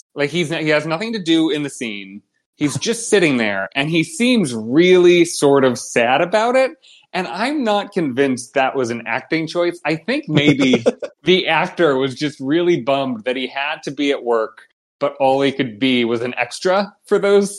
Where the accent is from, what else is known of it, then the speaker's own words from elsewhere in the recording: Ohio, United States; now in Chicago, United States; I grew up in Ohio